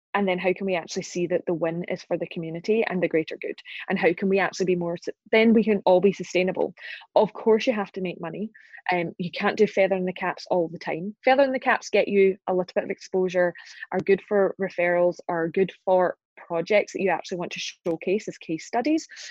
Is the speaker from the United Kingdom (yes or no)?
yes; Glasgow, Scotland, United Kingdom; accent: Scottish; right now I'm in Glasgow in Scotland. That's my hometown. It's where I'm from